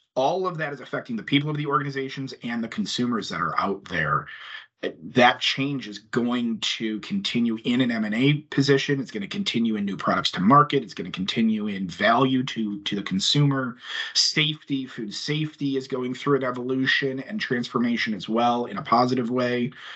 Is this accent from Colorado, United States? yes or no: no; Chicago, Illinois, United States; being a Chicagoan